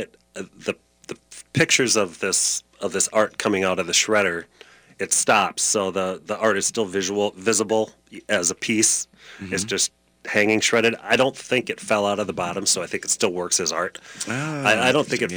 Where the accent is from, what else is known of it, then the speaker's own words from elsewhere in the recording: Minneapolis, Minnesota, United States; also born or lived in Duluth; I was born in Minneapolis